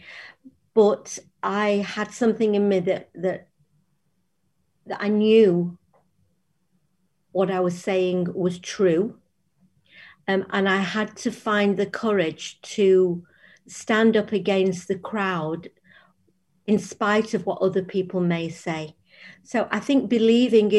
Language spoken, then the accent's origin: English; Sale, North West England, United Kingdom; also born or lived in Timperley; I grew up in Sale and in Timperley, and I went to Sale Girls Grammar School, which is still there.